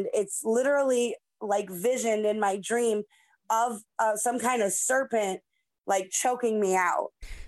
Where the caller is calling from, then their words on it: Cleveland, Ohio, United States; I'm watching from Cleveland, Ohio.